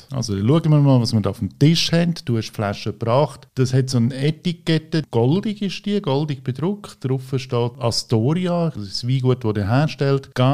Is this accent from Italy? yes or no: yes; Italy; Weil ich bin ja Italiener, ich habe auch den italienischen Pass